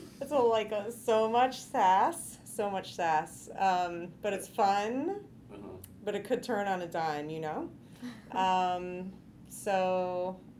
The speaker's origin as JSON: {"language": "English", "region": "Illinois", "country": "United States", "tie": "born or raised there", "moved": "yes", "lives_now": "Bay Area, California, United States", "said": "I grew up in Illinois, landlocked"}